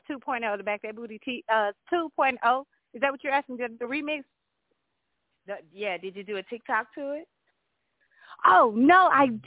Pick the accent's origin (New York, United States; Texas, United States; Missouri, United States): Texas, United States; Arcola; I'm from Arcola, Texas, outside of Houston.